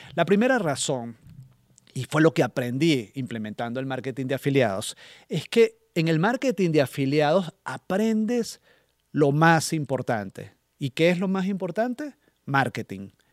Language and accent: Spanish; Venezuela; moved away; estando en mi país de origen